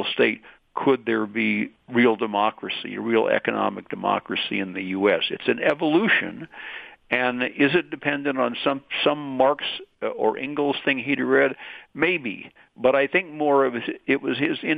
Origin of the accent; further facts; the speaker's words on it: Midwest, United States; I'm from the Midwest and from a Protestant family